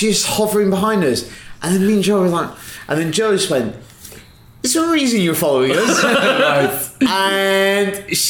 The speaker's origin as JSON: {"language": "English", "country": "United Kingdom", "said": "and we're British."}